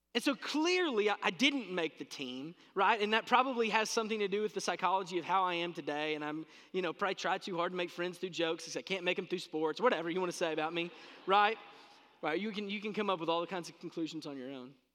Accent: South Central Kentucky, United States; I grew up in South Central Kentucky

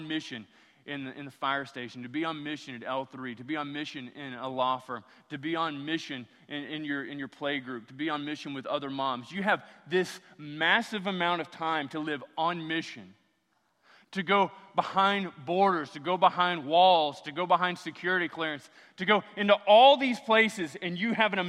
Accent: Louisiana, United States; I'm from Louisiana

